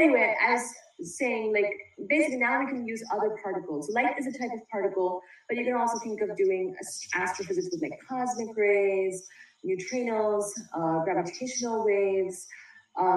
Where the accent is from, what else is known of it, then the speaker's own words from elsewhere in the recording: India; moved away as an adult; now in United States; I came over from India to go to college here.